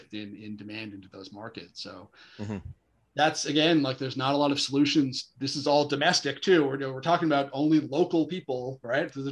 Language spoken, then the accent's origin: English; Chilliwack, British Columbia, Canada; Yeah, that's actually my hometown. So I grew up in Chilliwack.